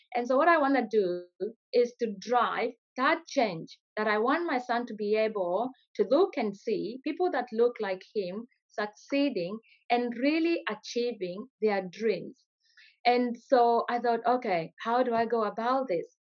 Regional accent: Kenya; moved away as an adult; now in Australia; I grew up in Kenya, went to school there

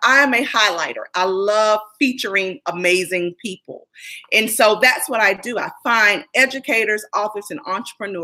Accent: North Carolina, United States; now in Maryland, United States; I'm originally from North Carolina, and I'm sure many of you can hear

